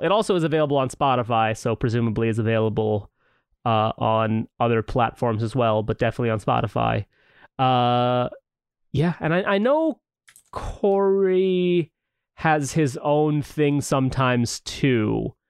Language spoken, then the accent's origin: English; St. Louis, Missouri, United States; we're both from Missouri